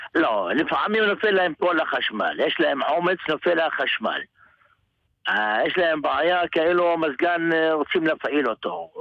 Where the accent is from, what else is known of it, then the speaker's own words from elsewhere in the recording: Jerusalem, Jerusalem District, Israel; אני כל החיים שלי גדלתי בין היהודים. אני לא גדלתי בכפרים, בחיים. אני בן שלוש עשרה, גדלתי בשכונה תגריפס בשוק מחנה יהודה